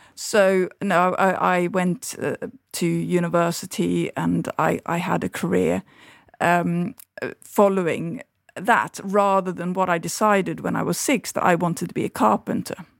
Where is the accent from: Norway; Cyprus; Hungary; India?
Norway; moved away; my childhood and my, um, growing up in Norway